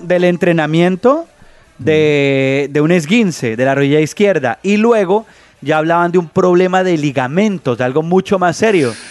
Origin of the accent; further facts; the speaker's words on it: Colombia; nosotros que somos colombianos